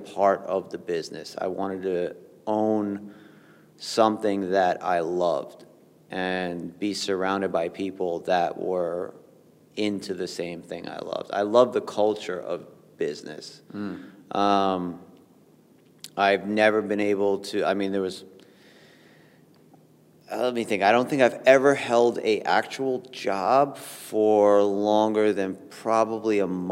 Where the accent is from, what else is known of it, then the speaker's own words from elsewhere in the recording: New York, United States; I grew up in New York